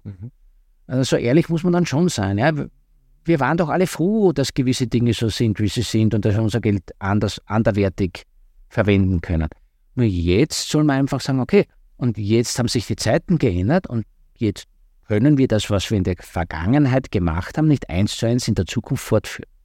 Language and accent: German; southeastern Styria, Austria; Ich komme aus, der, äh, aus der Südoststeiermark ursprünglich